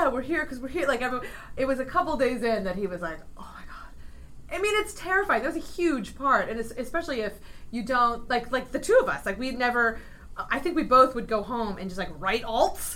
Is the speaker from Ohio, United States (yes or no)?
yes; Ohio, United States; I grew up in Ohio